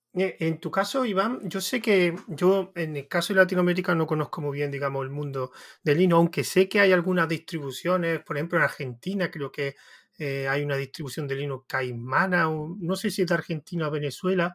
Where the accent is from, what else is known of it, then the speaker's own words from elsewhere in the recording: Andalusia, Spain; yo soy de Andalucía